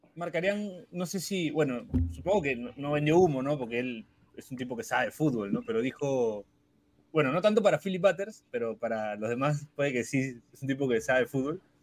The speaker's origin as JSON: {"language": "Spanish", "country": "Peru"}